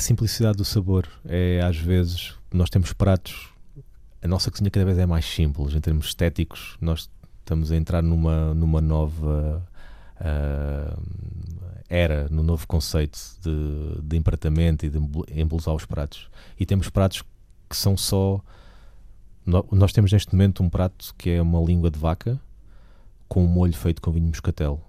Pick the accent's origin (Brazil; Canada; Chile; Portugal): Portugal; nós ainda temos muitas regiões no país que têm identidade